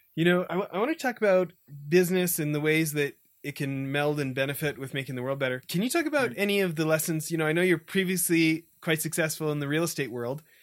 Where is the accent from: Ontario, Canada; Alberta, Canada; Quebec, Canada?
Alberta, Canada; Edmonton; also born or lived in a small farm town; I grew up in Edmonton, the city of a million